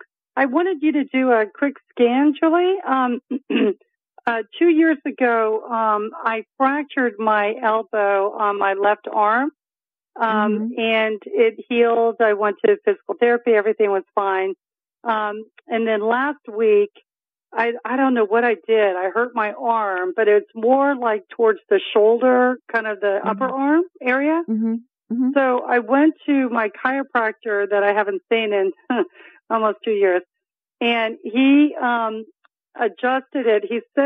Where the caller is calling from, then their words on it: Delray Beach, Florida, United States; I'm in South Florida, in Delray Beach.